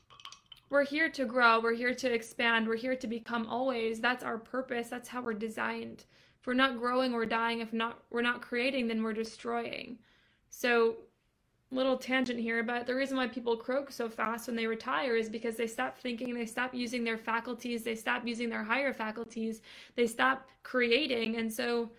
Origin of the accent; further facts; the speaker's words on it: Boston, Massachusetts, United States; moved away as an adult; now in Atlanta, United States; I'm from Boston originally